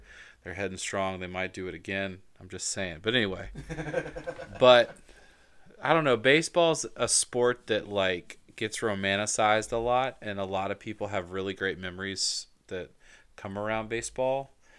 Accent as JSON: {"language": "English", "town": "Atlanta", "region": "Georgia", "country": "United States", "said": "The last thing, so we live in Virginia, but I'm from Georgia, specifically Atlanta. So my heart's in Atlanta."}